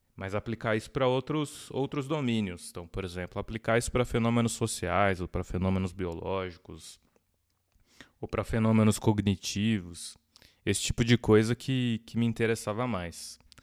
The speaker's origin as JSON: {"language": "Portuguese", "town": "Jundiaí", "region": "São Paulo", "country": "Brazil", "tie": "born or raised there", "said": "eu sou de Jundiaí. Sou nascido em São Paulo, mas me considero jundiaiense. eu cresci lá"}